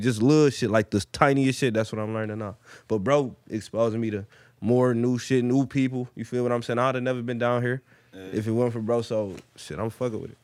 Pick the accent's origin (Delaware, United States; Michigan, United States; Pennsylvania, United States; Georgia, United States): Michigan, United States; Detroit; I'm from Detroit, born and raised. Plymouth, Plymouth Road, West Side